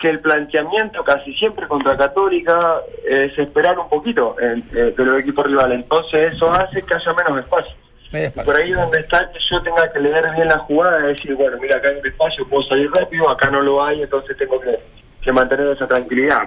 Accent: Argentina; moved away as an adult; also born or lived in Rosario, Argentina; now in Chile; yo soy de un pueblo de 5.000 habitantes, nací en Rosario porque en el pueblo no no se puede

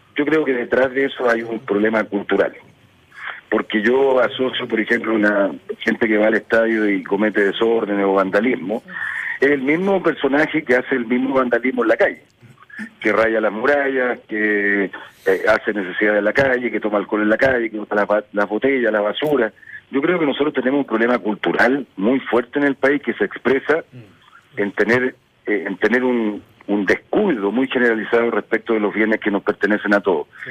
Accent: Curicó, Maule, Chile; moved away as an adult; Yo soy nacido en Curicó, que es una tierra de ciclistas.

